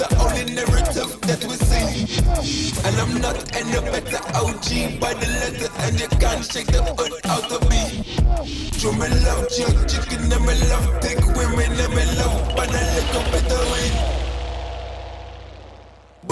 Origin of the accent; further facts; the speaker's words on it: St Albans, East of England, United Kingdom; where I grew up as a teenager called Jersey Farm